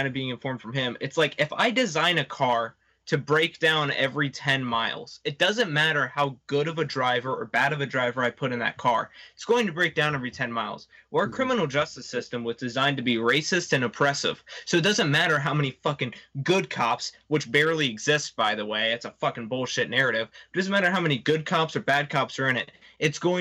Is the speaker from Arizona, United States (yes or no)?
no; Ohio, United States; I'm from Ohio where it's decriminalized